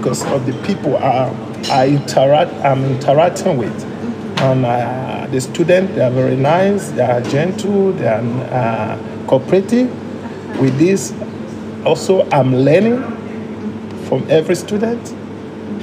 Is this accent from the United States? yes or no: no; Togo; also born or lived in Liberia; I was born in Liberia, and I was taken to by my parents. I was taken to Togo, where we have where we were living before he passed away